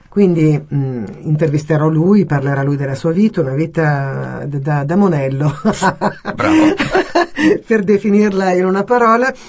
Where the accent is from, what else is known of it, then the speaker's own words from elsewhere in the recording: Italy; Sono mm. proprio un'italiana di quelle